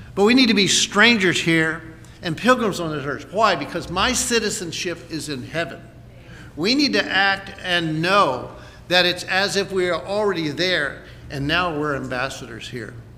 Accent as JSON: {"language": "English", "country": "United States", "said": "as an American"}